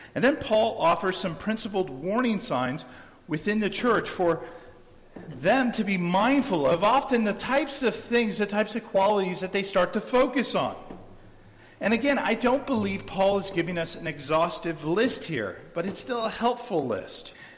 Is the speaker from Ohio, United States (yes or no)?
no; San Diego, California, United States; Growing up in San Diego